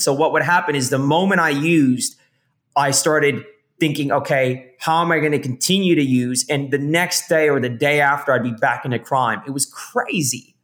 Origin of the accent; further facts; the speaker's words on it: San Francisco Bay Area, California, United States; moved away as an adult; now in Australia; I was born here in Australia in the early 80s and we migrated to San Francisco Bay Area